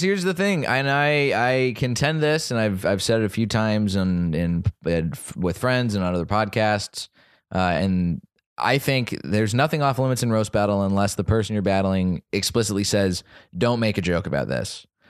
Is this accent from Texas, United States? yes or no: yes; Dallas, Texas, United States; moved away; my hometown of Dallas